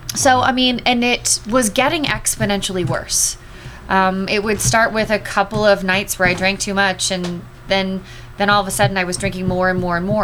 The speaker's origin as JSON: {"language": "English", "town": "Los Angeles", "region": "California", "country": "United States", "tie": "born or raised there", "also_born_or_lived": "San Diego / Southern Arizona / Springfield, Missouri / St. Louis", "moved": "as an adult", "said": "I grew up in Los Angeles"}